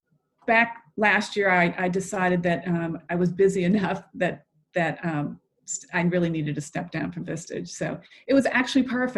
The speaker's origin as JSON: {"language": "English", "town": "Boston", "region": "Massachusetts", "country": "United States", "moved": "yes", "lives_now": "Atlanta, United States", "said": "I'm originally from the Boston area"}